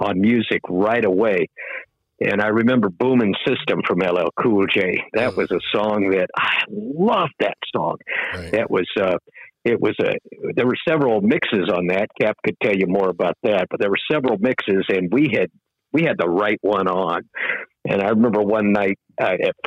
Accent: Daytona Beach, Florida, United States; moved away as an adult; also born or lived in Tallahassee, Florida; I grew up very near Daytona Beach

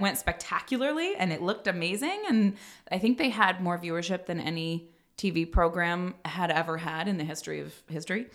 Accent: Northern California, United States; moved away; I grew up in Northern California

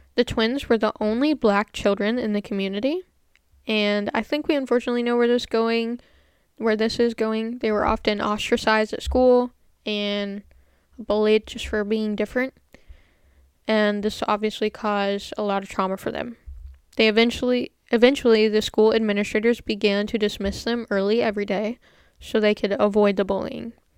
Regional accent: United States; I am American

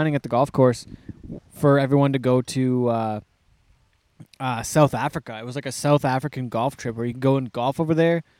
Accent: Canada; I like being Canadian.

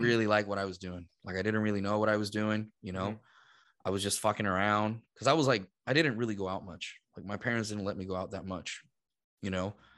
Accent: Puerto Rico; moved away as an adult; also born or lived in Boston; I'm from Puerto Rico

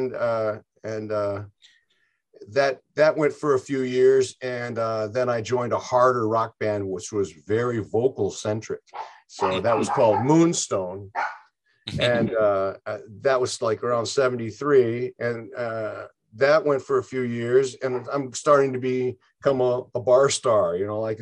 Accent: Detroit, Michigan, United States; we're from Detroit

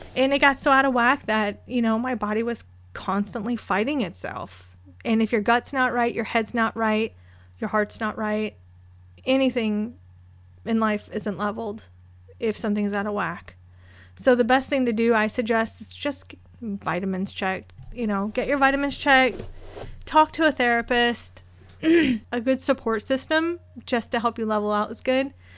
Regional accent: Florida, United States; moved away; I'm originally from Florida. Um, my dad was military, so he landed there

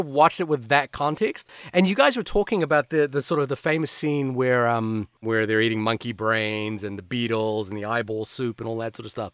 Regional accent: Fiji; I'm Indian. I grew up in Fiji

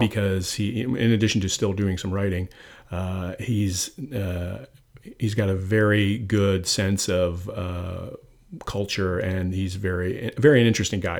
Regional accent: Canada; now in Connecticut, United States; I'm Canadian

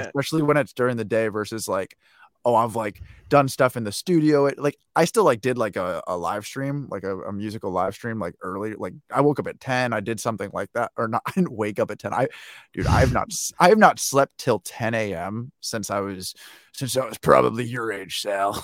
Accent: United States; as an American

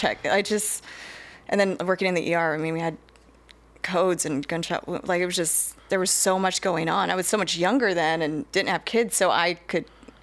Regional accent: San Diego, California, United States; moved away as an adult; also born or lived in Corpus Christi, Texas; now in Houston area, Texas, United States; I'm originally from San Diego area, California

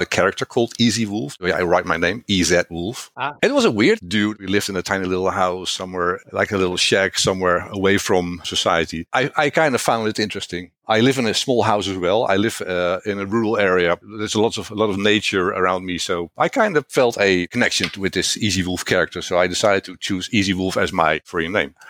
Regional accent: Netherlands; first language Dutch; English is a second language; I am from the Netherlands.

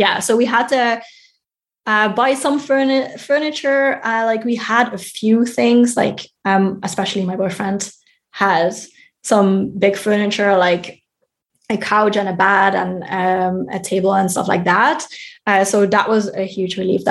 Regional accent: Netherlands; moved away as an adult; now in Germany; here in Germany, which is not my home country, and my home country of the Netherlands

